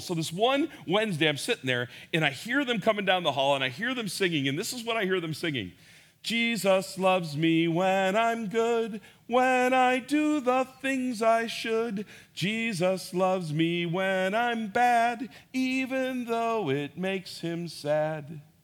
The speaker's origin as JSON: {"language": "English", "town": "Schaumburg", "region": "Illinois", "country": "United States", "tie": "born or raised there", "said": "I grew up here in Schaumburg"}